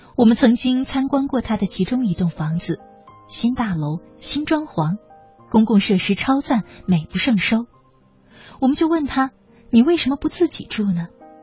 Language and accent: Chinese; China; 我们中国人